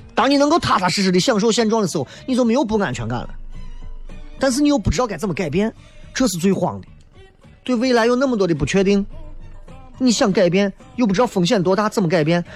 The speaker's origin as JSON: {"language": "Chinese", "town": "Xi'an", "region": "Shaanxi", "country": "China", "said": "我来自西安长春铺子"}